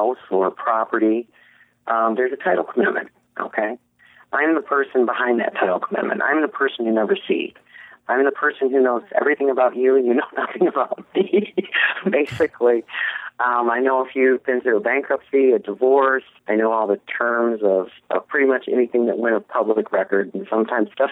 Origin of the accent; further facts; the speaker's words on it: Michigan, United States; also born or lived in Miami, Florida / Kalamazoo, Michigan / Hastings, Michigan; I'm from Michigan originally.